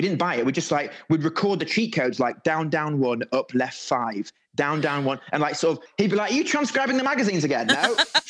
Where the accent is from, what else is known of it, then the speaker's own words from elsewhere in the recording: Harrogate, Yorkshire and the Humber, United Kingdom; also born or lived in Leeds / Well, near Bedale, North Yorkshire; I was born in Leeds and I moved to a little village called Well out near Beedale in the sort of the Yorkshire Moors area.